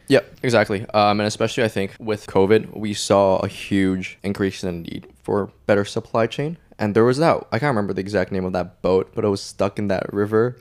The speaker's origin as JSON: {"language": "English", "country": "Hong Kong", "tie": "born or raised there", "also_born_or_lived": "Canada", "moved": "as an adult", "said": "I strictly only apply to Canada just because I wanted to get out of Hong Kong"}